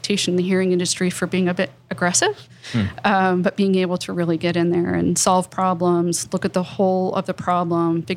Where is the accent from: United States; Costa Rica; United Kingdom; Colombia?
United States; Appalachia; I grew up on the Ohio River, very small town